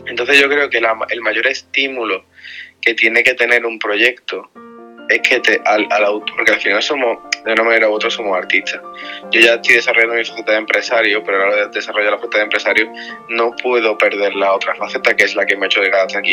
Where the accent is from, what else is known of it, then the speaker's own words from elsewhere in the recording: Spain; yo soy de España